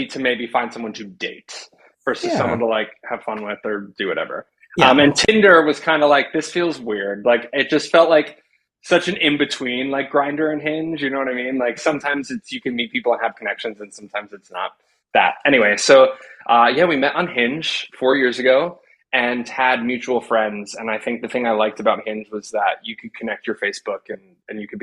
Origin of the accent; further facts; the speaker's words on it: Ringwood, New Jersey, United States; moved away; I'm from Ringwood, New Jersey. It's like 45 minutes west of the city.